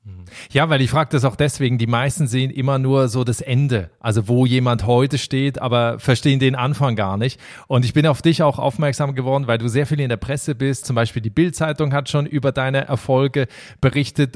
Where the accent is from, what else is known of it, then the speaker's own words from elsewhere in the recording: Berlin-Brandenburg, Germany; moved away; in meine alte Heimat nach Berlin-Brandenburg